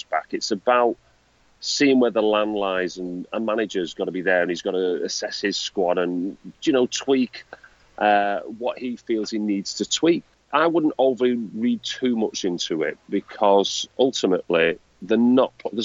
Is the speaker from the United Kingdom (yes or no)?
yes; Manchester, North West England, United Kingdom; I'm a bloke from Manchester